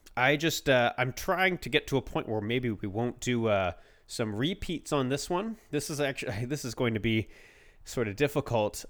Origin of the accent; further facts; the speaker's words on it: Canada; we're both Canadian